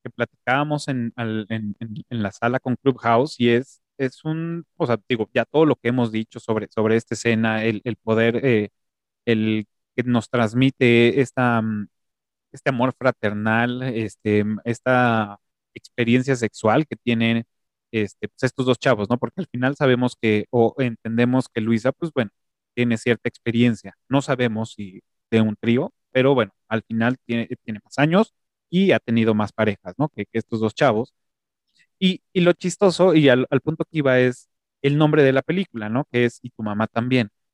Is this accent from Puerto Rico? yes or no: no; Mexico; nuestra forma de hablar como mexicanos o chilangos